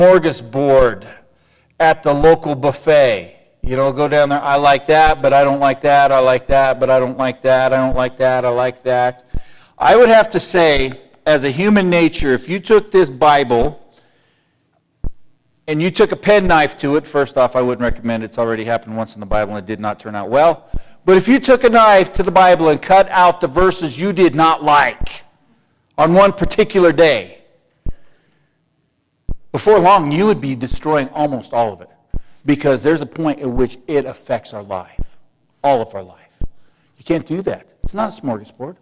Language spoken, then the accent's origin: English; United States; I was born and raised in the United States of America.